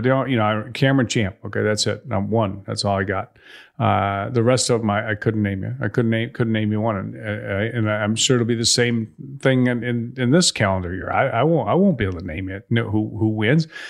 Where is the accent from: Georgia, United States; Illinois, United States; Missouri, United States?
Illinois, United States; Chicago; moved away; I grew up in Chicago